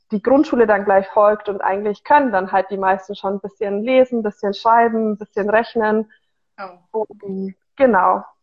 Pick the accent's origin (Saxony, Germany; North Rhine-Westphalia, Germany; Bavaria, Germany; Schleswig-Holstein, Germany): Bavaria, Germany; Ich bin 25 Jahre alt und ich komme eigentlich aus der ähm, Augsburger Gegend mhm. und ähm, habe dort dann 2019 meinen Bachelor abgeschlos